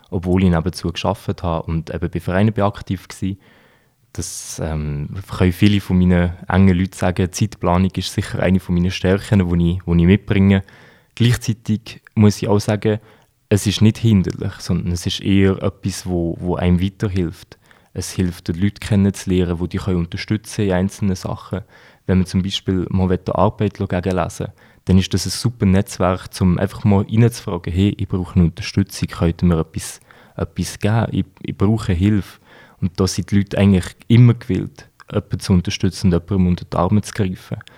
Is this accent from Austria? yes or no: no; Switzerland; Natürlich, wir sind beide Schweizer, die, äh, die Rina ist Schweizerin, ich bin Schweizer.